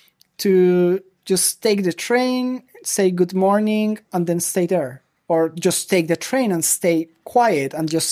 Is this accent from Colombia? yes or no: yes; Colombia; moved away as an adult; also born or lived in Medellin, Colombia / Mexico; now in Germany; I grew up in Colombia. I'm originally from Medellin, but we moved quite a lot. So I was in different cities over there.